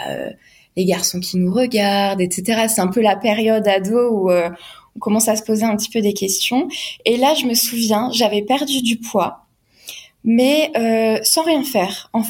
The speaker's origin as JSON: {"language": "French", "area": "Alsace", "region": "Grand Est", "country": "France"}